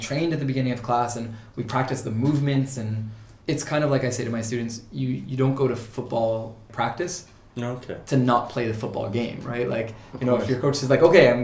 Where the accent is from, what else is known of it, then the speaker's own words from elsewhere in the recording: Ontario, Canada; moved away as an adult; also born or lived in Portugal / Toronto; now in Cork, Ireland; I was born in Portugal but raised in Canada